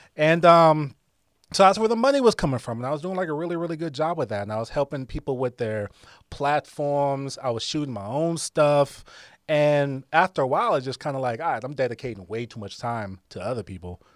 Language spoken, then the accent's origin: English; Akron, Ohio, United States; I'm from Akron, Ohio.